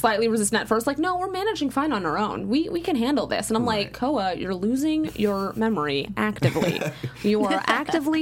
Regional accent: California, United States; I'm a Cali girl too

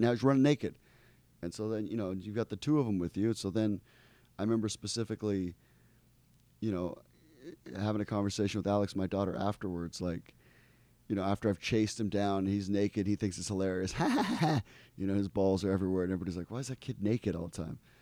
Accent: Ecuador; moved away; I grew up in Ecuador.

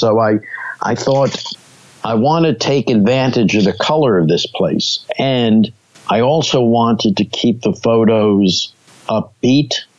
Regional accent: New York City, New York, United States; I grew up in Brooklyn

